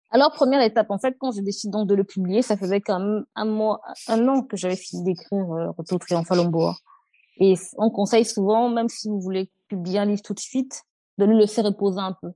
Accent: Cameroon; moved away as an adult; now in France; quand on a grandi au Cameroun, on est on a grandi au Cameroun

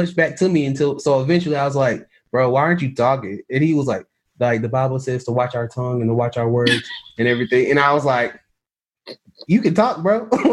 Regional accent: Jonesboro, Georgia, United States; I grew up in Jonesboro, Georgia, where Gone with the Wind was filmed

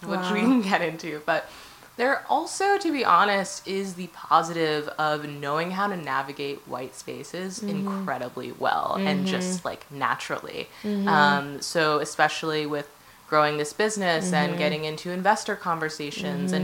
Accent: Saratoga Springs, New York, United States; also born or lived in Orlando, Florida; my mom raised me in Saratoga Springs, which is a like small city in upstate New York

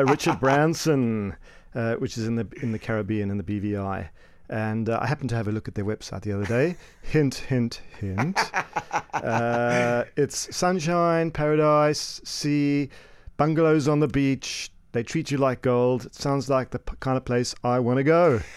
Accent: Cape Town, Western Cape, South Africa; moved away as an adult; now in United Kingdom; I hail from sunny Cape Town, uh, but I've been in the U K for about twenty years.

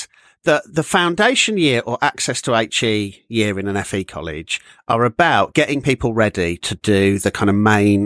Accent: Walsall, West Midlands, United Kingdom; moved away; back in Walsall in my hometown

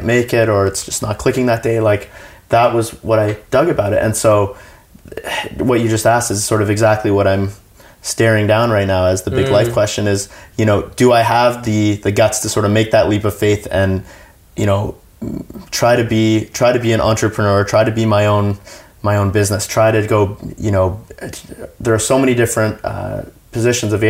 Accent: Canada; as a Canadian

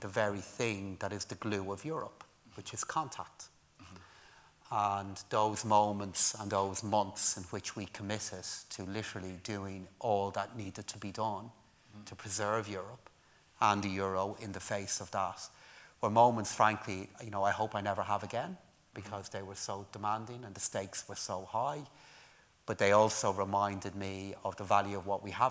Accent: Ireland; moved away as an adult; also born or lived in London / Newcastle; I left Ireland in 1996 to go and work in the UK.

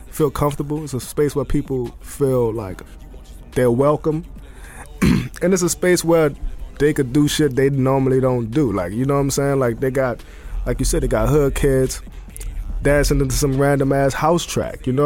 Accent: New Orleans, Louisiana, United States; I grew up in the French Quarter. I grew up in New Orleans, and uh, I was, I mean, being Latino, you always have, and New Orleans, you always have food around you.

